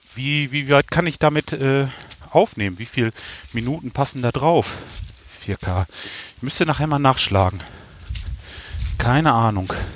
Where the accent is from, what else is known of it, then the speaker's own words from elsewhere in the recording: Kalletal, North Rhine-Westphalia, Germany; ich komme aus dem Kalletal